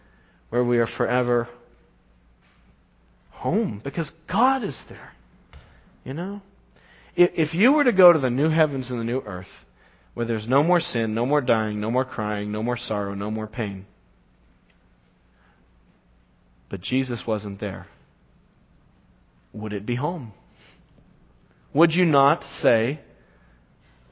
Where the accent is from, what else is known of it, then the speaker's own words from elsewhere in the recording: Las Vegas, Nevada, United States; moved away; I go back home to my hometown, Las Vegas, and see my family, see my parents, and I like to drive to the little house I grew up in.